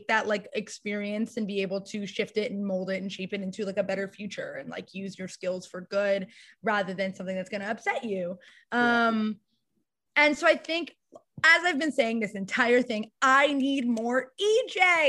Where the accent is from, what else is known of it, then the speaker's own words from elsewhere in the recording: Westchester, New York, United States; I grew up in Westchester, New York